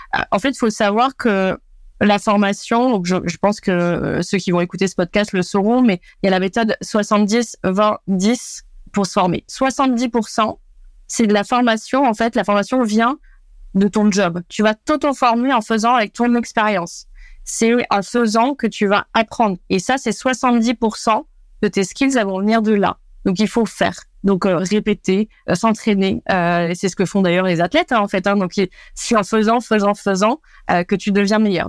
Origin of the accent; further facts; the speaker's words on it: France; Je suis franco-portugaise